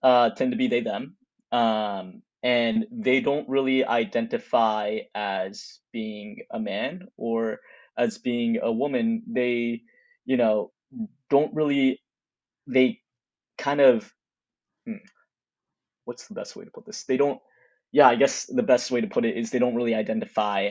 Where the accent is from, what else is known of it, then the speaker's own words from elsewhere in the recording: Texas, United States; moved away as an adult; also born or lived in California; I'm originally from Texas and I went to college in California.